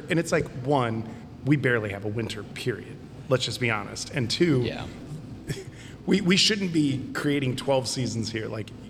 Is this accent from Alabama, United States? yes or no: no; Ohio, United States; now in North Carolina, United States; I'm from Ohio